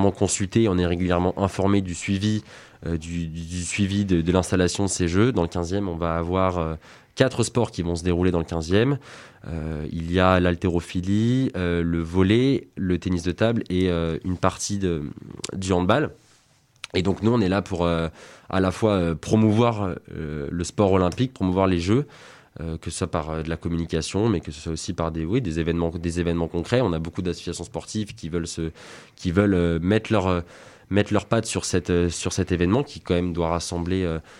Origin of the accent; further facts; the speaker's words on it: France; en tant que Français